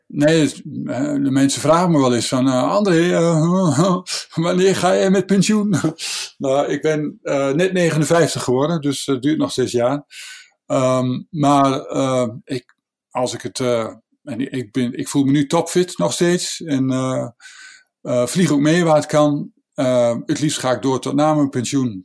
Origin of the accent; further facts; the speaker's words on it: Netherlands; Wij Nederlanders